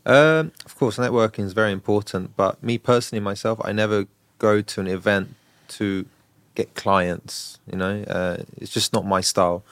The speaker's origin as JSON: {"language": "English", "town": "Brighton", "region": "South East England", "country": "United Kingdom", "tie": "born or raised there", "moved": "as an adult", "lives_now": "Dubai, United Arab Emirates", "said": "I grew up in Brighton, so I don't live in London"}